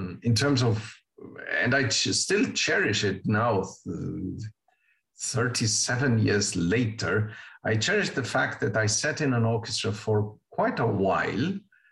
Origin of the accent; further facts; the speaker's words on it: Uruguay; English is a second language; moved away; I grew up with two languages from the get-go. The interesting thing about the language is that, of course, I was born in Uruguay